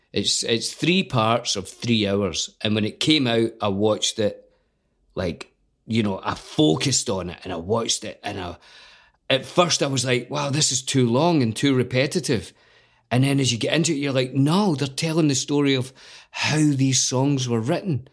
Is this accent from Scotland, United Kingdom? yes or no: yes; Scotland, United Kingdom; a Scottish actor